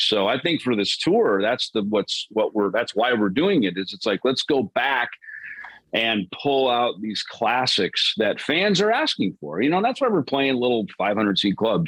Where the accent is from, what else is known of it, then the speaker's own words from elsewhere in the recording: Jackson, Minnesota, United States; also born or lived in Los Angeles, California; now in Phoenix, United States; growing up in Minnesota